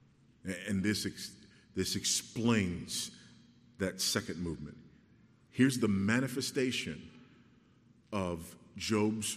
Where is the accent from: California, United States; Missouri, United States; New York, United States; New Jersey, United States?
California, United States; Los Angeles; I remember riding the bus when I was a kid, you know, growing up in Los Angeles